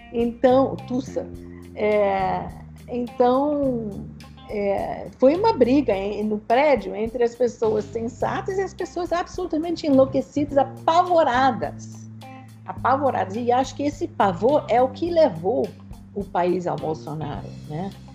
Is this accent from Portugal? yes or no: no; Boston, Massachusetts, United States; Portuguese is a second language; moved away as an adult; also born or lived in Rio de Janeiro, Brazil; now in New York, United States; Eu sou de Boston, originalmente, nos Estados Unidos